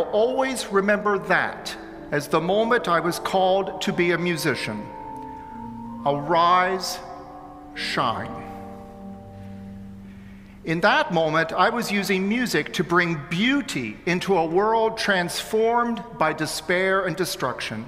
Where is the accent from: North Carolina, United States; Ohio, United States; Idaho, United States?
Ohio, United States; Xenia; born or raised there; moved away